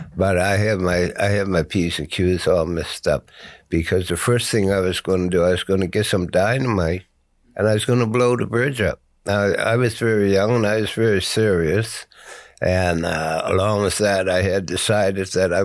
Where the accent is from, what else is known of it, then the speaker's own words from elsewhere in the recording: Halifax, Nova Scotia, Canada; I was from Africville